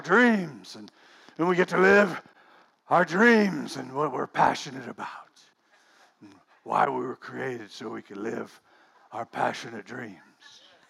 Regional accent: Weaverville, California, United States; we're from Weaverville. I mean, hardly anybody leaves Weaverville. I was just mentioning that I didn't have a passport until I was 39 years old.

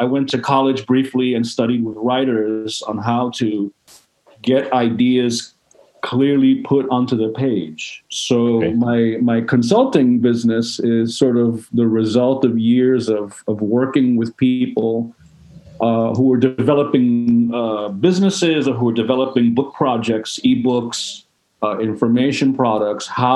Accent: New York City, New York, United States; I was born in the Bronx in the early 70s, during a very difficult time here

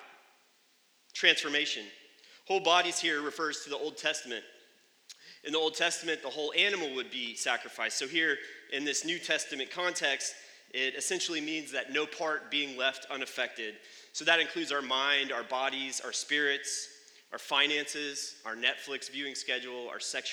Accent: United States; I'm an American

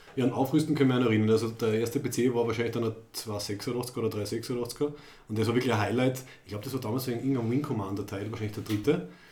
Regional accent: Graz, Styria, Austria; Wir sind aus Graz in Österreich

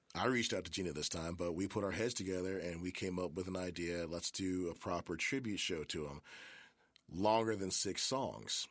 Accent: Memphis, Tennessee, United States; also born or lived in Germantown, Tennessee; born and raised in Memphis. I was born in Baptist Hospital

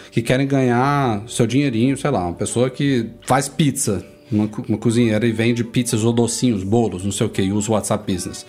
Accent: Salvador, Bahia, Brazil; em Salvador, na minha terrinha lá

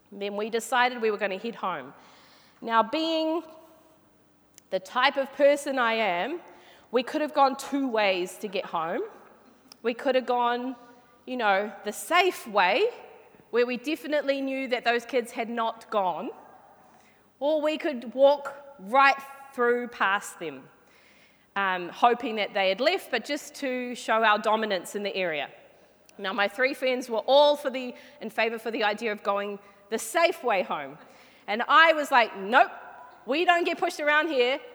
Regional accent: Flaxmere, Hawke's Bay, New Zealand; now in Hamilton, New Zealand; I grew up in Flaxmere, which is a little small suburb in Hawke's Bay, which is on the east coast of New Zealand

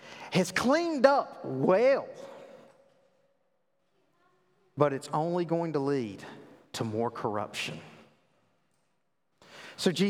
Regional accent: the South, United States; I grew up in the South. I know you can't tell that with my, you know, my eloquent accent

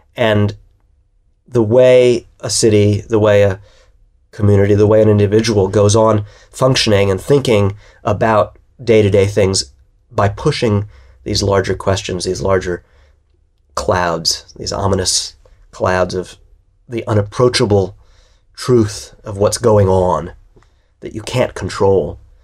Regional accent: New York, United States; as a New Yorker, having lived through nine eleven

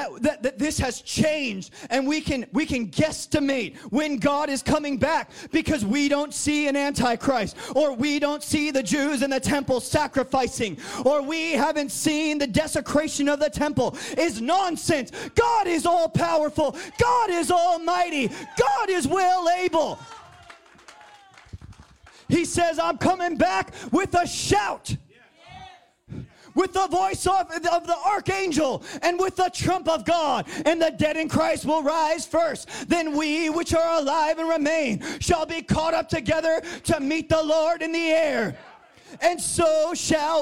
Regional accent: New Jersey, United States; I'm from Jersey

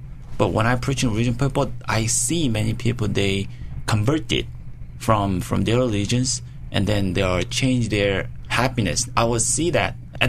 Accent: South Korea; I was growing in Korea.

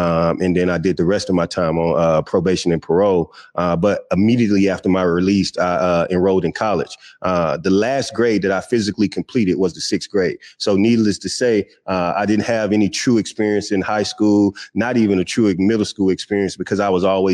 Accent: Natchez, Mississippi, United States; I'm originally born and raised in Natchez, Mississippi

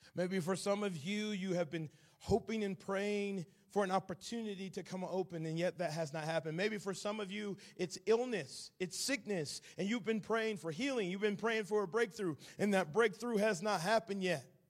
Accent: Atlanta, Georgia, United States; accent: southern; now in Nashville, United States; I am originally from Atlanta, Georgia. I currently live in Nashville, Tennessee. Hopefully my southern accent is not too thick

